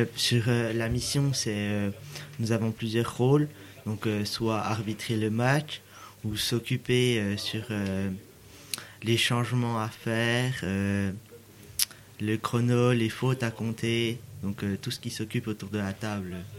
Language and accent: French; Besançon, Bourgogne-Franche-Comté, France; Je viens de Besançon, en Franche-Comté